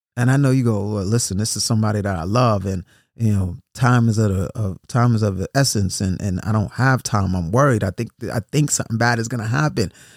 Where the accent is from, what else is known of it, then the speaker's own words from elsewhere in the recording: New York City, New York, United States; I grew up in New York City